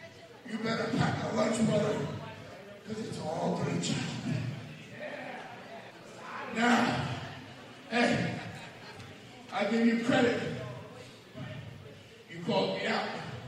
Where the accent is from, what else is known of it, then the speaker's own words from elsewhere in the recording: New York City, New York, United States; born there; I was born right here in New York fucking city.